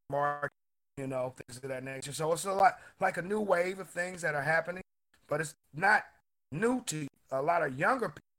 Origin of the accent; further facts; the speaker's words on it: Portland, Oregon, United States; Portland, Oregon. Uh, okay. Uh, born here, raised most here.